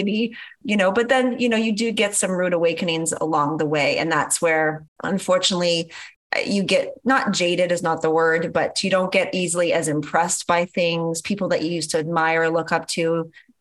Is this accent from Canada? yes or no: yes; Canada; moved away as an adult; now in Los Angeles, United States; Because I'm Canadian, I had my O-1 visa, which is a whole nother process just to get the legal right to work as a Canadian in the US